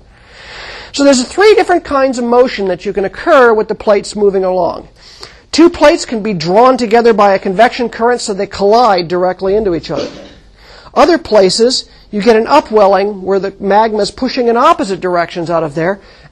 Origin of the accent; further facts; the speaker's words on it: California, United States; when I was growing up in California, in fact, I grew up right here on the edge of the Garlock Fault